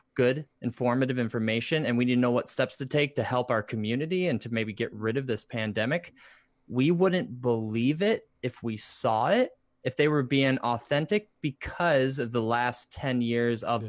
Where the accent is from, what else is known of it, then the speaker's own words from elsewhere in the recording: Michigan, United States; now in Indiana, United States; we're actually from Michigan.